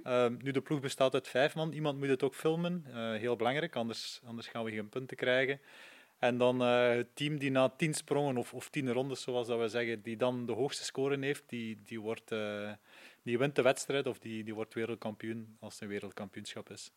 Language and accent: Dutch; Poperinge, Flanders, Belgium; ik ben van Poperingen afkomstig